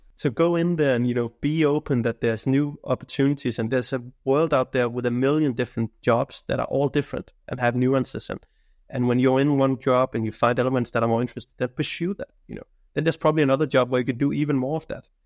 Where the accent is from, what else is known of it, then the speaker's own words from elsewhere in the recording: Denmark; now in Sweden; I work in Sweden right now. I'm I'm coming from Denmark